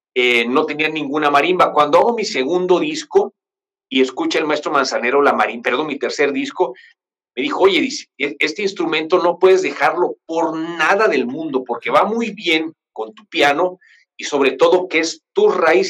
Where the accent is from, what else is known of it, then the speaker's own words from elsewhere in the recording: Chiapas, Mexico; also born or lived in Mexico City; yo vivo en Chiapas, en un lugar que se llama Cuarto en Coita